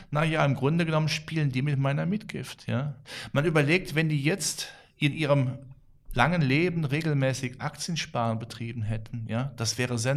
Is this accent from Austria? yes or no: no; Rhineland, Germany; ich als Rheinländer, ich habe äh, Till Eugenspiegel immer in der engeren Verwandtschaft